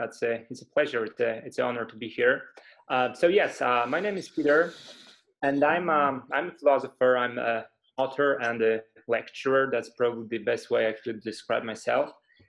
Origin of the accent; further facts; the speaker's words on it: Poland; first language Polish; English is a second language; this book kind of made me a Stoic expert in my home country, in Poland.